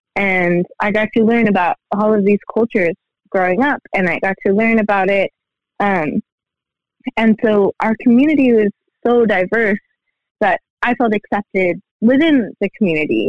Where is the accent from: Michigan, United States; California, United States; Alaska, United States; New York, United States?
Alaska, United States; Aleutian Chain; now in Fairbanks, United States; I am from Alaska, out on the Aleutian Chain